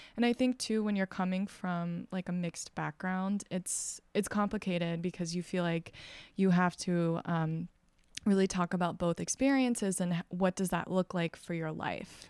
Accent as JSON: {"language": "English", "region": "Texas", "country": "United States", "tie": "born or raised there", "moved": "yes", "said": "I'm originally from Texas, and I, um, was raised very evangelical Christian"}